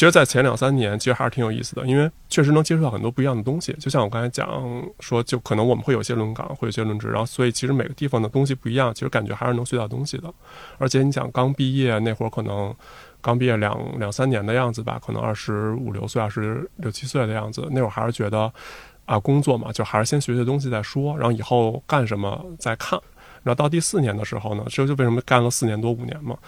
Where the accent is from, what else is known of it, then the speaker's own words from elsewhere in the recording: Beijing, China; 因为我从小就在北京，所以其实在，我也没有想过去别其他地方就业